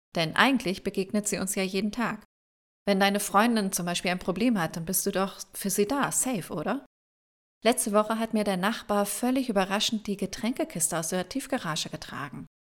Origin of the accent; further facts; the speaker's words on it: Germany; bei uns in Deutschland